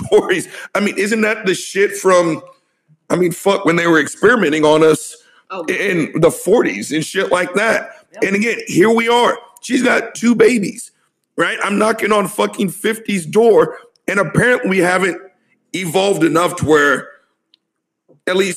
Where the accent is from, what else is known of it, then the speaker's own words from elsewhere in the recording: the South, United States; I'm old and I'm from the South